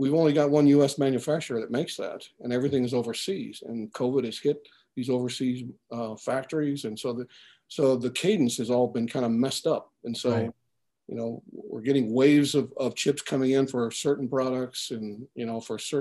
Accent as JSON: {"language": "English", "country": "Philippines", "moved": "yes", "said": "I'm originally from the Philippines."}